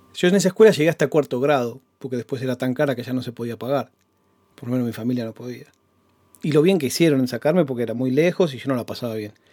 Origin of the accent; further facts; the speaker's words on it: Banfield, Buenos Aires Province, Argentina; also born or lived in Adrogué; mi casa en Banfield